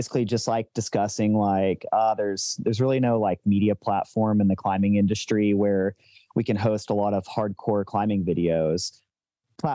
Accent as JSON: {"language": "English", "town": "Boulder", "region": "Colorado", "country": "United States", "said": "I'm from Boulder, Colorado"}